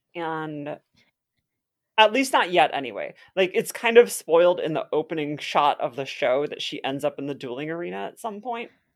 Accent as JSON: {"language": "English", "region": "Wisconsin", "country": "United States", "said": "I am from Wisconsin, where there is plenty of alcohol available to minors at all times"}